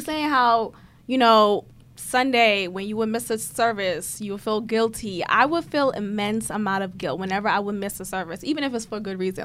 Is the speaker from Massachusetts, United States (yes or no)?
yes; Boston, Massachusetts, United States; I grew up in Boston